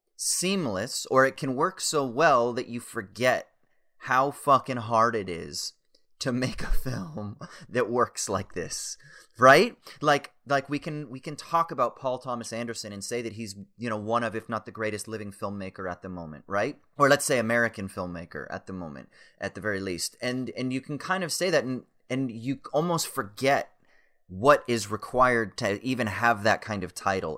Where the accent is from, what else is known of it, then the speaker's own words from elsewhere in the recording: Orange County, California, United States; I'm from Orange County